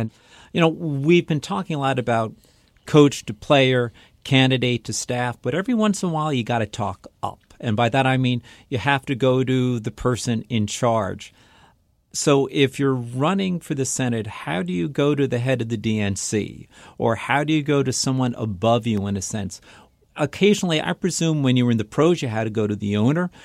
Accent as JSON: {"language": "English", "town": "New York City", "region": "New York", "country": "United States", "tie": "born or raised there", "said": "I grew up in New York City"}